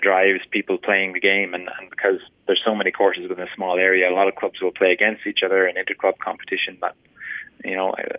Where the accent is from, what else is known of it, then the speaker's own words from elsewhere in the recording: Straffan, Leinster, Ireland; moved away as an adult; also born or lived in Portrush, Northern Ireland; now in Canada; I grew up in County Kildare, Strathen